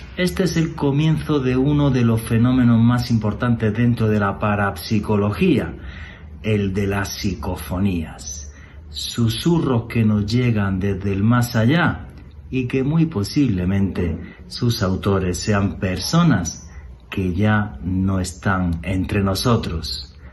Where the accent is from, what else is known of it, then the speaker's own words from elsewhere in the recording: Granada, Andalusia, Spain; en la ciudad de Granada, en España, de donde soy